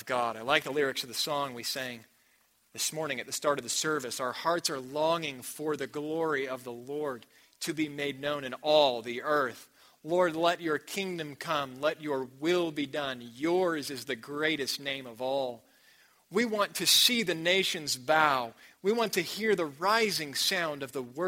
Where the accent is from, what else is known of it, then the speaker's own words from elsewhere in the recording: United States; also born or lived in New Mexico; I'm from America